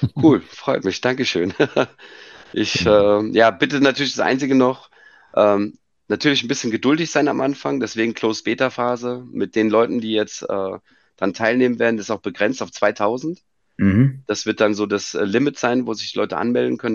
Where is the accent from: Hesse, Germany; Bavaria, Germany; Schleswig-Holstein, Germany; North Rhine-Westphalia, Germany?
Hesse, Germany; Frankfurt; aber geboren bin ich in Frankfurt und da hängt auch mein Herz